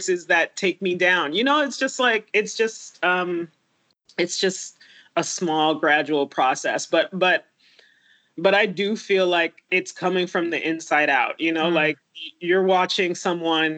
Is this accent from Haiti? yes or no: yes; Haiti; now in United States; I was born in Haiti to a 17-year-old